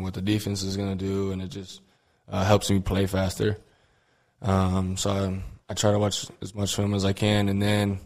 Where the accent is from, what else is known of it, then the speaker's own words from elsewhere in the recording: Hobbs, New Mexico, United States; moved away as an adult; now in El Paso, United States; my hometown in Hobbs, New Mexico